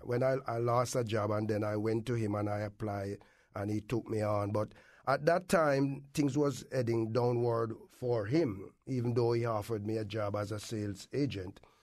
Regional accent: Kingston, Jamaica; moved away as an adult; also born or lived in Clarendon, Jamaica; now in Windsor, Connecticut, United States; I was grown up in Kingston, from the country, grown up in Kingston

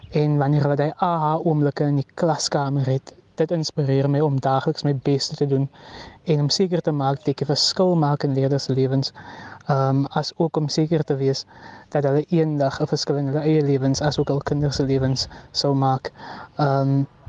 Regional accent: George, Western Cape, South Africa; in George waar ek vandaan kom

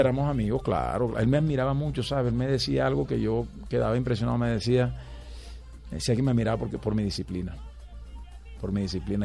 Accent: Valledupar, Cesar, Colombia; Yo nací en Valledupar y figúrate, desde niño, desde que tengo uso de razón, eh, escucho vallenato por todos lados.

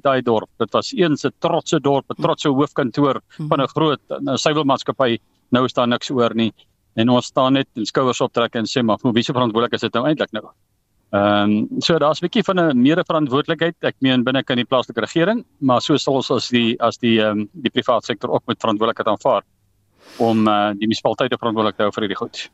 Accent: South Africa; moved away; my tuisdorp. Ek gaan nie die dorp se naam noem nie maar dis dis eh, dis nou in Frankfurt wat nou genoem is in die vorige onderhoud. Ek meen ek het daar groot geword skool gevang.

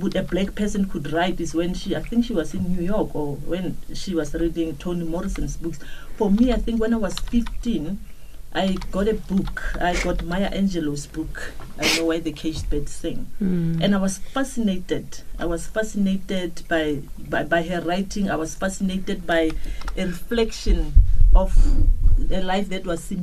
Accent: Kuruman, Northern Cape, South Africa; first language Setswana; English is a second language; I went to work in a library in my hometown. I'm from the Northern Cape in Kuruman, a small town.

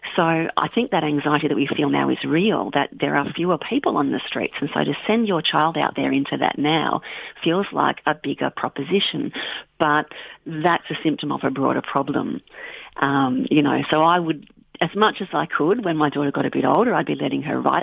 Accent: Bendigo, Victoria, Australia; now in Western Australia, Australia; I grew up in on Bendigo in central Victoria

